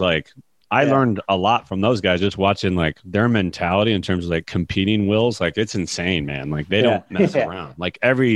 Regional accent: Northern Michigan, United States; I'm from Northern Michigan, small town.

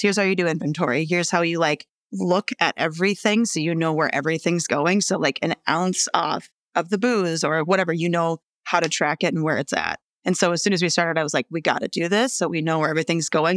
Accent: Rosemount, Minnesota, United States; also born or lived in Melrose, Minnesota; I grew up in the suburbs in Rosemount.

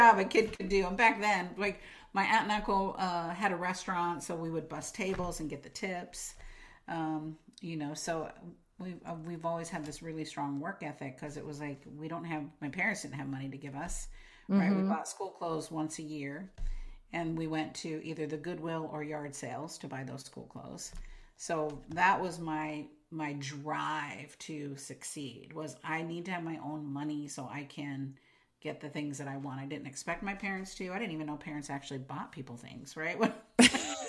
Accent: Imperial Beach, California, United States; moved away as an adult; also born or lived in Carlsbad, California; now in Oregon, United States; I grew up in Imperial Beach, which is right by the border

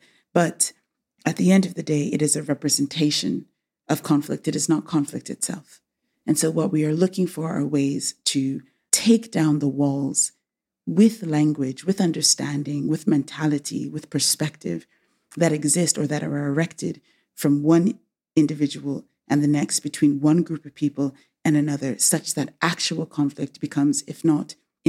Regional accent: England, United Kingdom; born there; I was born in England. I was educated in the United States and back in England.

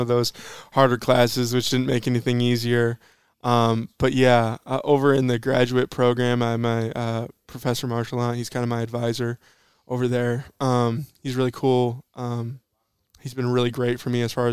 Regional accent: Saginaw, Michigan, United States; I'm from Michigan. I went to high school over in Saginaw

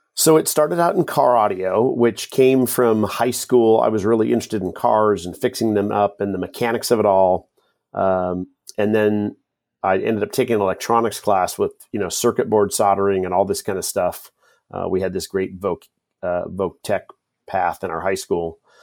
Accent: Kent, Washington, United States; also born or lived in Utah; I grew up in Kent, Washington

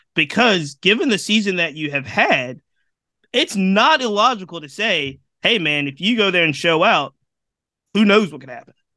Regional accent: Virginia, United States; I, I, live and I'm from Virginia

